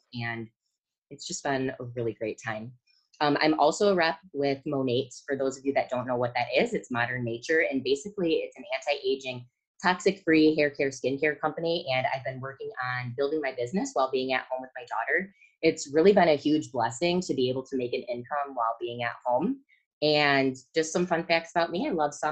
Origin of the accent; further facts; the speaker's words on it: Michigan, United States; I'm from Michigan